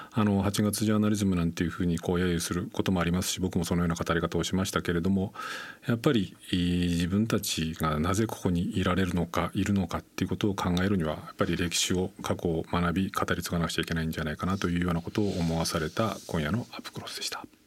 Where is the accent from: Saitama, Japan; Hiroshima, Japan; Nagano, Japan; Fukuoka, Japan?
Nagano, Japan; 僕は長野出身なんですけれども